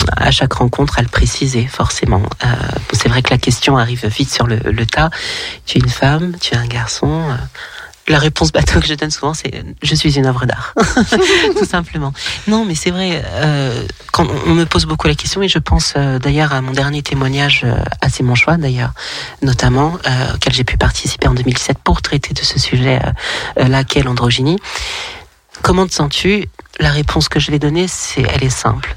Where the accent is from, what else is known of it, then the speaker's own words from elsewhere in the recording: Lyon, Auvergne-Rhône-Alpes, France; now in Toulon, France; je suis originaire de Lyon, mais je vis dans le sud de la France, à Toulon.